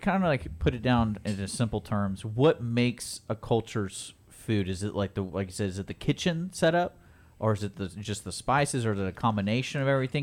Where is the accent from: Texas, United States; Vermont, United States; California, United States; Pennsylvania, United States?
Texas, United States; Houston; I grew up here in Houston